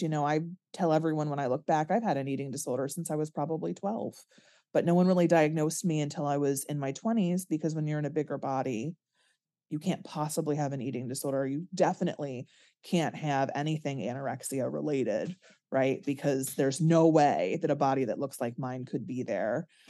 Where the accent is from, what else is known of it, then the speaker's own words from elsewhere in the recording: Connecticut, United States; I'm from Connecticut